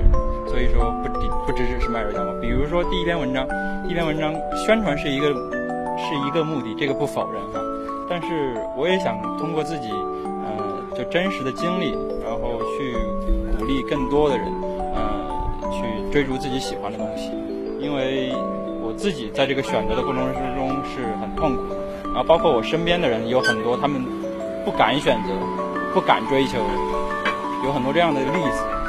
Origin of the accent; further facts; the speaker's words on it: Shaanxi, China; moved away; 我跟我们两个人是陕西人，然后还有一个是河南的。